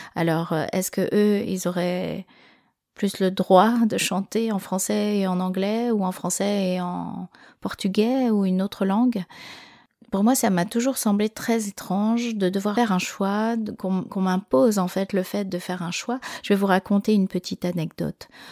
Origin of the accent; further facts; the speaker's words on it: France; first language French; je suis en France, que je suis née en France, que je c'est ma langue maternelle